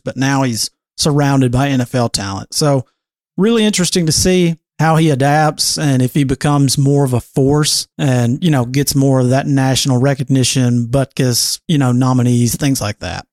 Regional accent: Alabama, United States; born or raised there

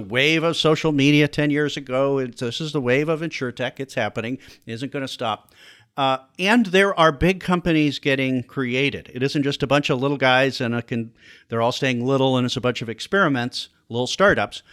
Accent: Chicago, Illinois, United States; also born or lived in Iowa; I'm from the Chicago area, went to school at Iowa, and came back to Chicago in eighty-seven to look for a job

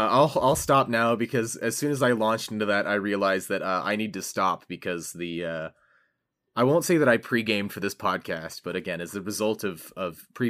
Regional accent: California, United States; the housing prices in California, which is my home state.

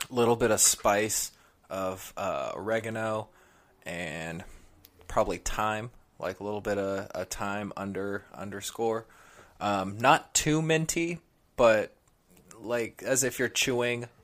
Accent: California, United States; now in New York, United States; I'm from California

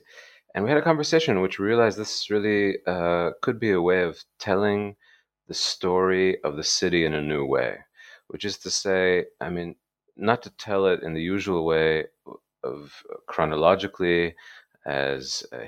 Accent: Seattle, Washington, United States; moved away as an adult; now in Jerusalem; I grew up in Seattle. My grandfather moved the family there to work at Boeing, where he stayed all his life.

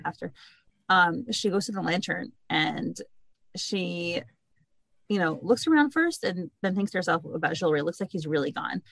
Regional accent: New York City, New York, United States; I grew up in Brooklyn, New York

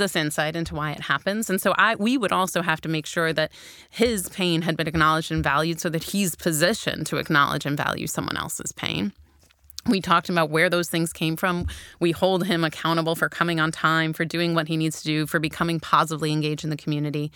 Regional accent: Chicago, Illinois, United States; I grew up in Chicago at the height of what we called the crack epidemic

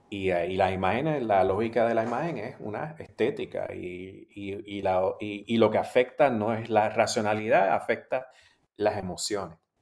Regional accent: Puerto Rico; moved away as an adult; also born or lived in Australia; yo soy puertorriqueño y soy caribeño y latinoamericano.

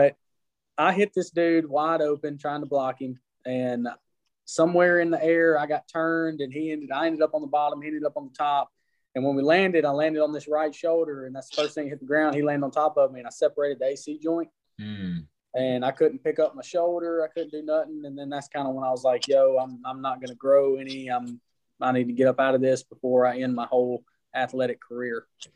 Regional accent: Alabama, United States; I'm from Alabama.

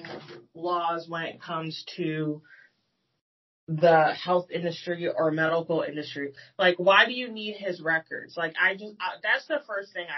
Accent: United States; As an American

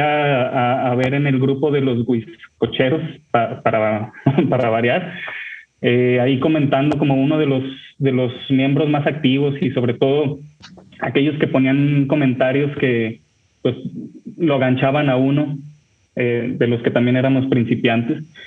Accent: Torreón, Coahuila, Mexico; now in Monterrey, Mexico; yo soy de Monterrey, México, los escucho desde acá, eh, vivo aquí, pero yo soy originario de Torreón, Coahuila

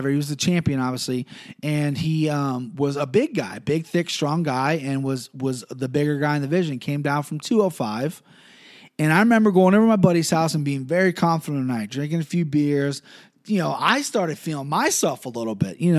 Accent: Cincinnati, Ohio, United States; growing up in Cincinnati and being an MMA fan

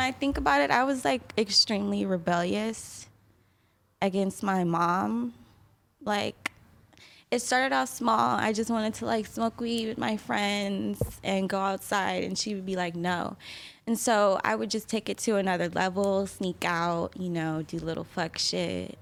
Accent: San Diego, California, United States; also born or lived in Kansas City, Missouri; I live, I grew up in San Diego.

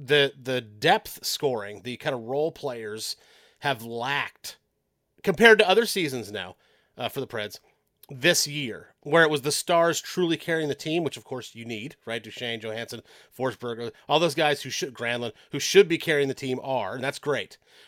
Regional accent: San Francisco Bay Area, California, United States; moved away; I'm actually from the San Francisco Bay Area. So I grew up a Sharks fan from its inception.

